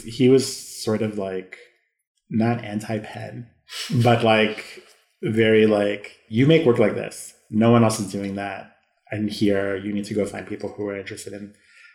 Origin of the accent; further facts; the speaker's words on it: Chicago, Illinois, United States; I'm being from Chicago